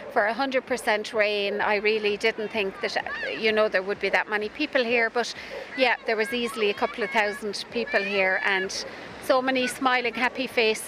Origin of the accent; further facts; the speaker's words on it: Spanish Point, Munster, Ireland; I was brought up in Spanish Point all my life.